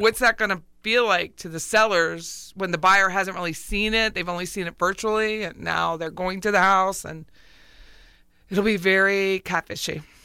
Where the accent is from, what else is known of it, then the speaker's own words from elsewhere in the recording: Pennsylvania, United States; moved away; I'm from Pennsylvania